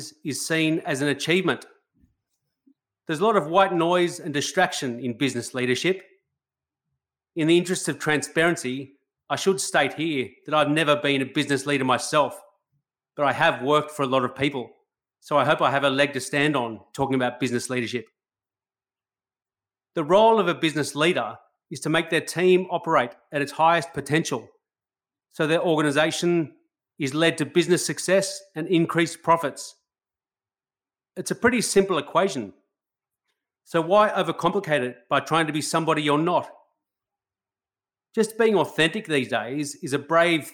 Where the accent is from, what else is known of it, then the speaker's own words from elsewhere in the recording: Australia; I love being an Australian